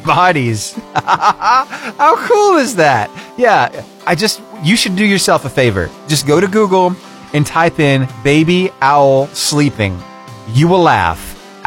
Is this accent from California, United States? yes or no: no; Battleground, Alabama, United States; I grew up over in Battleground, Alabama